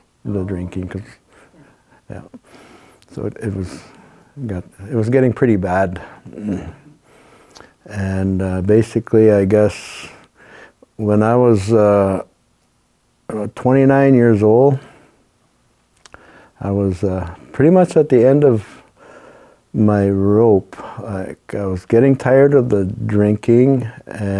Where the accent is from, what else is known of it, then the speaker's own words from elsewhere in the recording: Moosonee, Ontario, Canada; We're both from Moosonee, Ontario.